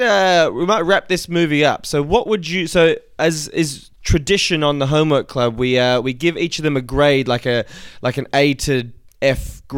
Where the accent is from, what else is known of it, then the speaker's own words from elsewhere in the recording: Australia; You've probably picked up that I'm Australian